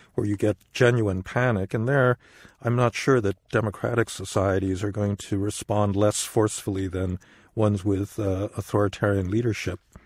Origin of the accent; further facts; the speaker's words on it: United States; as an American